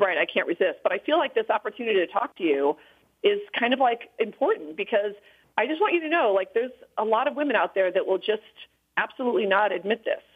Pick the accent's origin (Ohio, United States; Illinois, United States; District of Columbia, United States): Illinois, United States; when I was growing up in Illinois